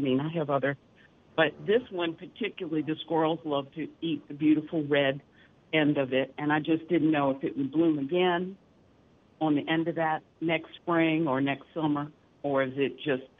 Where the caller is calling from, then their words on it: Mandeville, Louisiana, United States; in Mandeville.